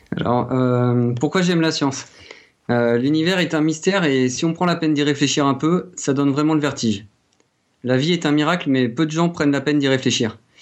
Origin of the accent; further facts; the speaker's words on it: France; accent: French; mon accent euh, français.